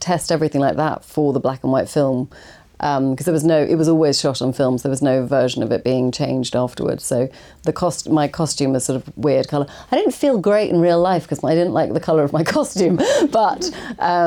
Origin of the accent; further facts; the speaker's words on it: England, United Kingdom; as an English kind of, you know, non, didn't get into drama school actor